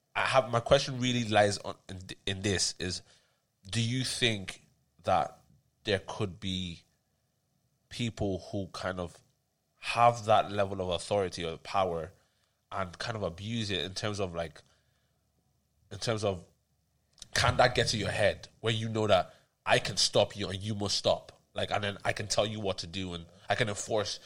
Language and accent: English; Ireland; also born or lived in Tallaght; we grew up in Ireland